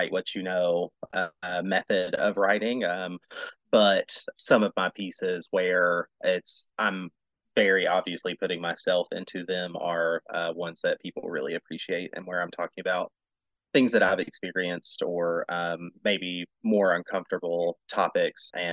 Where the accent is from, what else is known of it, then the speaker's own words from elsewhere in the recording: Bowling Green, Kentucky, United States; I was born and raised in Bowling Green, where WKU is